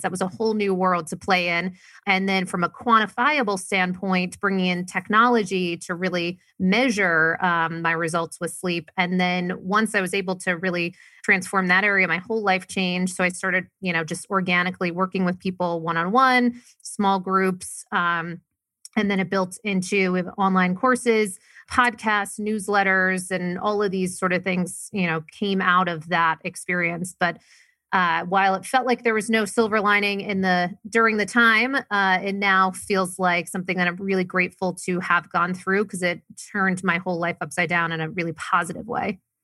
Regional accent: Maine, United States; moved away; I was originally from Maine, very, very small town. Grew up, not a lot of money

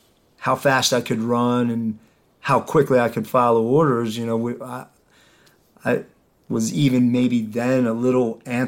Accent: Ephrata, Pennsylvania, United States; I grew up in Ephrata.

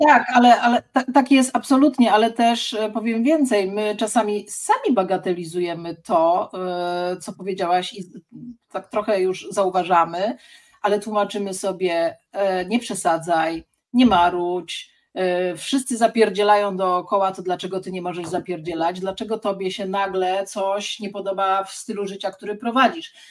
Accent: Sierpc, Masovian Voivodeship, Poland; also born or lived in Gdańsk; now in Warsaw, Poland; Ja jestem z sierpca koło Płocka

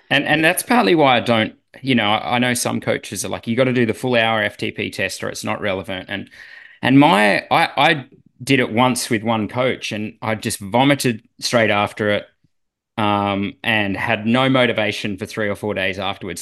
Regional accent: Australia

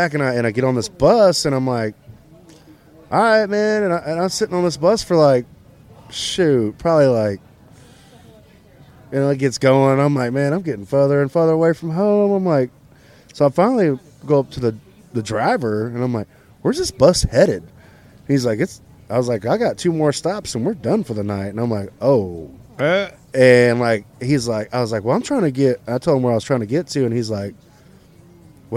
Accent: Irving, Texas, United States; now in Fort Worth, United States; Grew up in Irving, but live in Fort Worth.

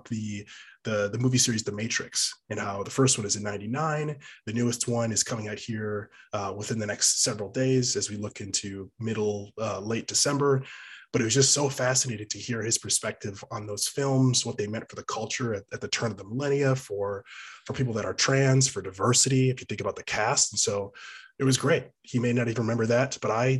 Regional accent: Wisconsin, United States; now in Austin, United States; I grew up in Wisconsin

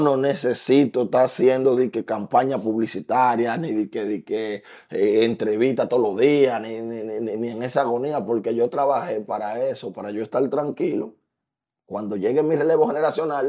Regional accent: Dominican Republic; el patriotismo que nosotros tenemos como dominicanos

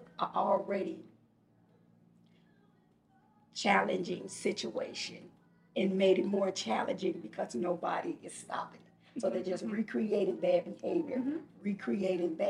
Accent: Chicago, Illinois, United States; I really had a really horrible experiences growing up in Chicago

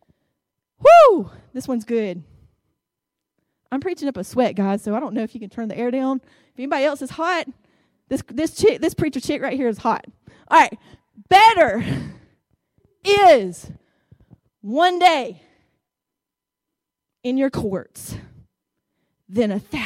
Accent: Fort Deposit, Alabama, United States; also born or lived in Montgomery, Alabama; now in Greenville, United States; when I was growing up in Fort Deposit, in the country, out in the country

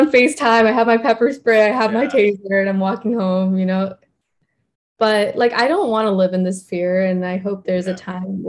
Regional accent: India; So, like, I'm an Indian citizen, so I can't do much voting or anything.

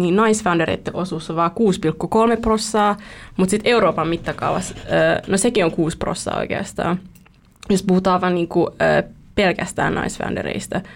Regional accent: Vietnam; now in Espoo, Finland; olen vietnamilainen

